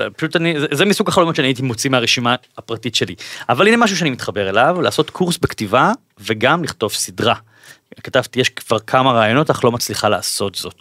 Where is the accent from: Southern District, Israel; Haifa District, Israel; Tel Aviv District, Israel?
Tel Aviv District, Israel; Bat Yam; אני במקור בת ימי